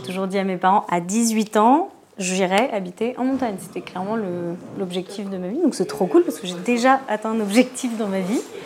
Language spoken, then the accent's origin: French; Paris, Île-de-France, France; moved away as an adult; en tant que parisienne